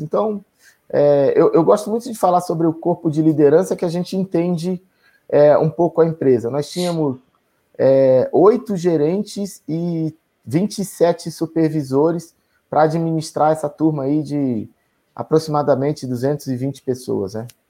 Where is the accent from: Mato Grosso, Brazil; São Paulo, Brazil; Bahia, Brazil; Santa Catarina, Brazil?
Bahia, Brazil; Feira de Santana; moved away; also born or lived in Itaberaba; Eu sou nordestino, sou, sou baiano, nasci em Itaberaba, fui criado em Feira de Santana pelos meus pais